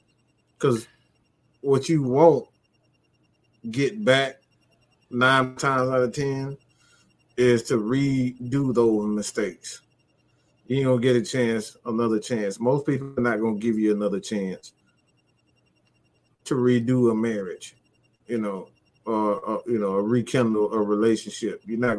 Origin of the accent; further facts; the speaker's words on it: California, United States; I'm from Cali. We don't play that out of Cali.